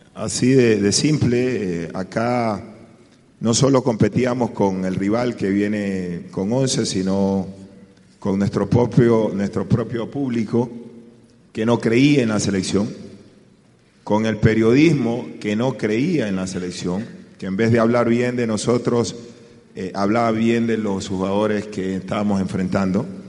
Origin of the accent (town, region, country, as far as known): Ecuador